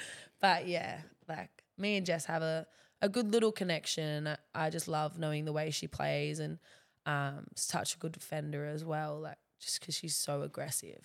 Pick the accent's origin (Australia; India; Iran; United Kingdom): Australia; Central Coast, New South Wales; moved away as an adult; now in Gold Coast, Australia; I love the Central Coast